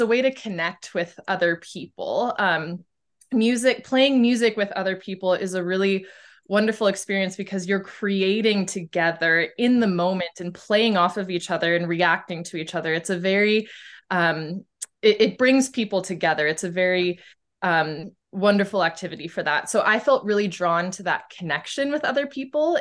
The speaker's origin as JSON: {"language": "English", "town": "Boise", "region": "Idaho", "country": "United States", "tie": "born or raised there", "said": "I am from Boise, Idaho, um, which is in the Pacific Northwest of the United States."}